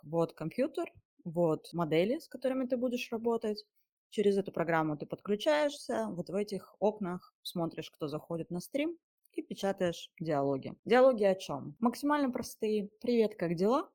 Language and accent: Russian; Mezhdurechensk, Kemerovo Oblast, Russia; moved away as an adult; Я из Сибири, и я родилась в небольшом городочке провинциальном. Он называется Междуреченск. До 17 лет я оттуда не выезжала